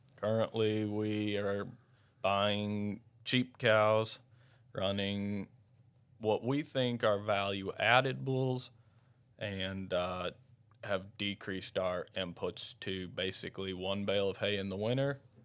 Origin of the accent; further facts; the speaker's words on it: Owensville, Missouri, United States; also born or lived in St. Louis County, Missouri / Jackson Hole; I'm from Owensville, Missouri.